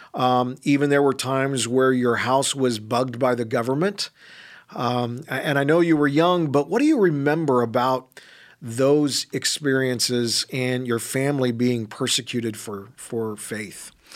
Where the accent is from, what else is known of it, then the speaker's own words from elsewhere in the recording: California, United States; moved away; my home state, California